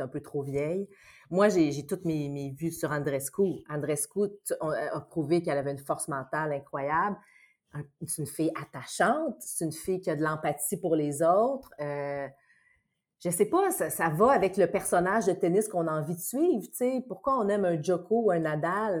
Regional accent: Saint-Bruno-de-Montarville, Quebec, Canada; moi, je viens de Saint-Bruno, de la rive sud de Montréal

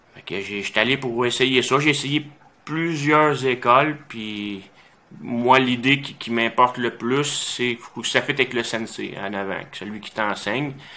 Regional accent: Saint-Nazaire, Quebec, Canada; j'étais à Saint-Nazaire dans le coin de Drummondville. J'avais 7 ans quand j'ai commencé les arts martiaux

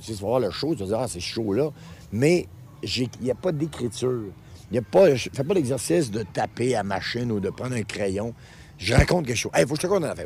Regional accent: Quebec, Canada; par chez nous au Lac-Saint-Jean

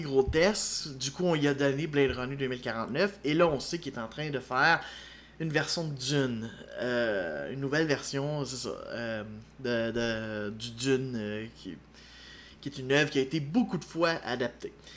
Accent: Quebec, Canada; en tant que Québécois

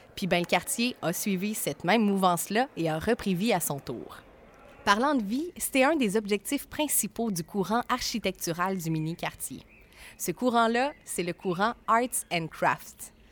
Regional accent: Trois-Rivières, Quebec, Canada; mon chez nous

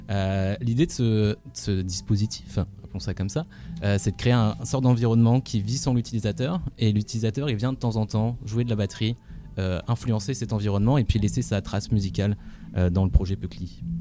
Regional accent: Valenciennes, Hauts-de-France, France; now in Rouen, France; je suis parti de Valenciennes, une petite ville en France, et je suis arrivé ici à rouen

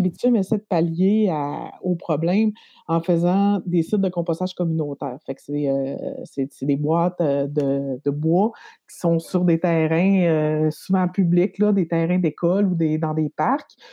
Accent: Quebec, Canada; moved away as an adult; now in Quebec City, Canada; je viens du Lac-Saint-Jean, mais je suis venue à Québec euh, pour faire une maîtrise en sciences politiques

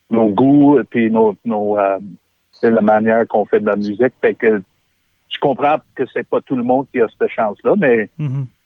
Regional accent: Quebec, Canada; Moi, je suis québécois, puis je, sais, puis je suis québécois pour le reste de ma vie.

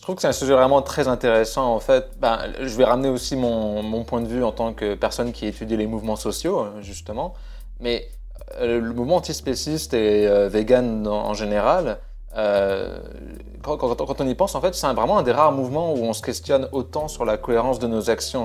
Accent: France; je suis français

